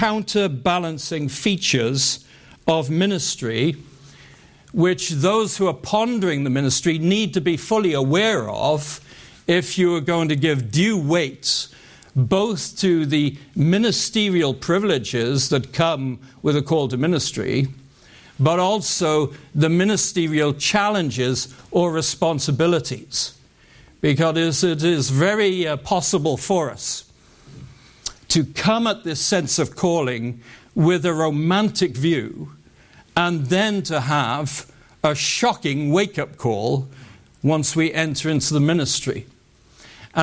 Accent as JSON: {"language": "English", "country": "United Kingdom", "tie": "born or raised there", "said": "growing up in the United Kingdom"}